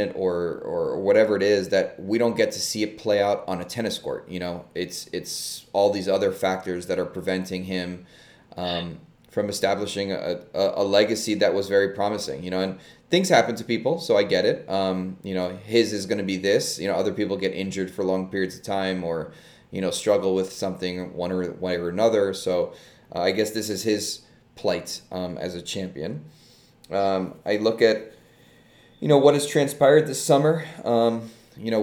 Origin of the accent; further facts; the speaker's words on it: New York City, New York, United States; I'm a New Yorker